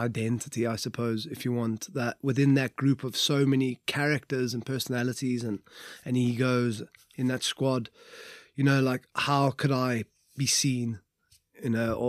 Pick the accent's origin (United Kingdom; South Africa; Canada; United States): United Kingdom; Wales; We'll just be ushered out in the morning because we're Welsh legends.